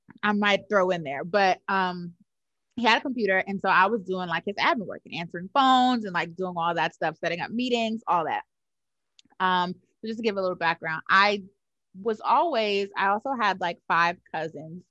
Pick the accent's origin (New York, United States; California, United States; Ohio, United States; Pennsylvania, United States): New York, United States; New York City; now in Atlanta, United States; I grew up in Harlem, New York, from East Harlem